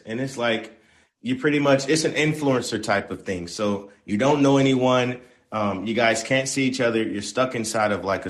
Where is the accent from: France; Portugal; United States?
United States; the South; Now I'm from Dirty South. I like me a soul food plate.